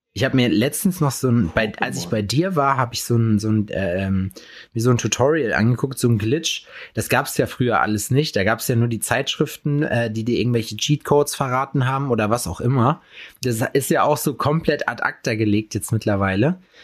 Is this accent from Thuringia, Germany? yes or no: yes; Jena, Thuringia, Germany; bei uns in Jena